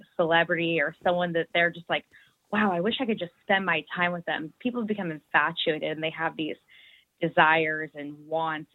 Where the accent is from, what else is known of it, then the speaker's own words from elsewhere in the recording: San Francisco, California, United States; moved away as an adult; now in Ireland; I am originally from the San Francisco Bay Area